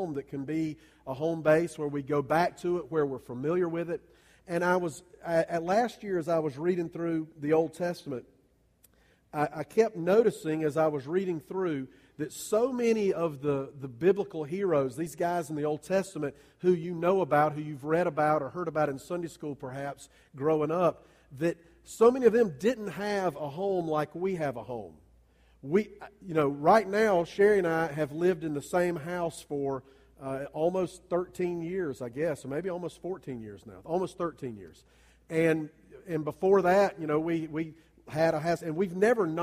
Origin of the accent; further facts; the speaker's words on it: Columbia, South Carolina, United States; now in Greer, United States; my hometown, that's Columbia.